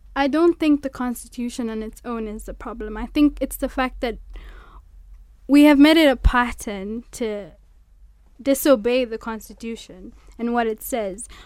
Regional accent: Mombasa, Mombasa County, Kenya; moved away as an adult; now in Nairobi, Kenya; I'm from Mombasa.

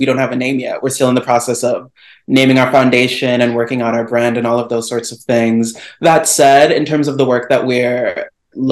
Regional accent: Chicago, Illinois, United States; moved away as an adult; also born or lived in Houston, Texas; now in Washington, DC, United States; I grew up in Chicago and the suburbs

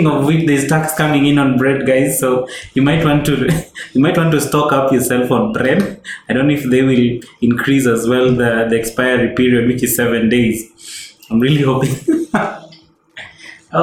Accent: Kenya; I'm Kenyan. I love Kenya. I'm proud of Kenya.

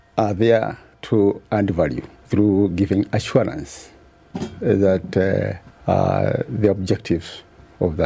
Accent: Kenya; as a Kenyan, I'm a Kenyan citizen, and a shareholder of this country

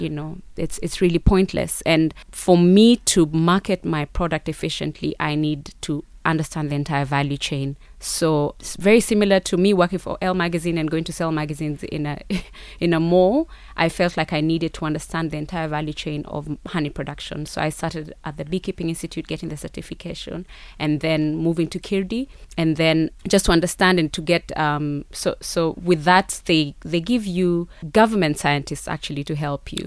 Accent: Rift Valley, Kenya; also born or lived in South Africa; I'm from the Rift Valley specifically, but even as a Kenyan

